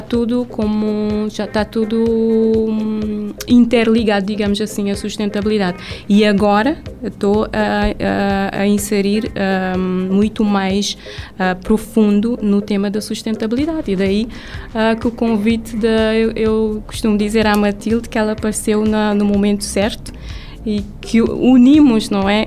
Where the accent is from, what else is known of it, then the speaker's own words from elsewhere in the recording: Mindelo, São Vicente, Cape Verde; moved away as an adult; also born or lived in Sal / Santo Antão; sou de São Vicente, nascida e criada